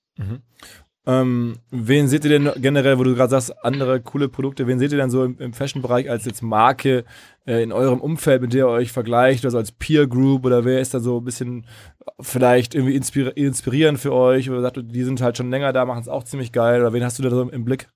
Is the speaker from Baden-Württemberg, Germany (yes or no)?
no; Ruhr area, North Rhine-Westphalia, Germany; aus der Ruhrgebietswahrnehmung, wo ich herkomme